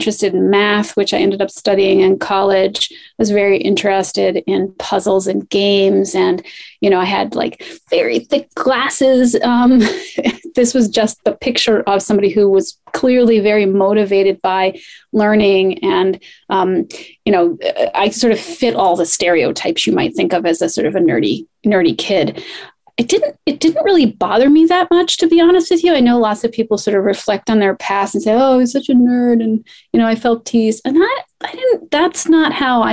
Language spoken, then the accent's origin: English; Poughkeepsie, New York, United States; I grew up in Poughkeepsie, New York